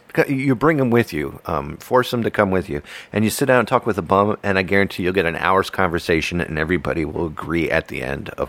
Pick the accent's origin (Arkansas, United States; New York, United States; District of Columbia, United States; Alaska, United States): District of Columbia, United States; Washington; moved away; Washington, D.C. area, within 5 minutes of Washington, D.C. The house that I grew up in, from the mm-hmm. upper window, you could see D.C.